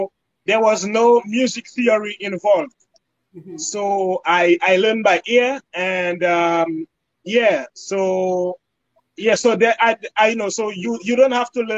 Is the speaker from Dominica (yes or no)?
yes; Capuchin, Saint John, Dominica; now in New York, United States; I'm from Capuchin, Dominica. That's where I was raised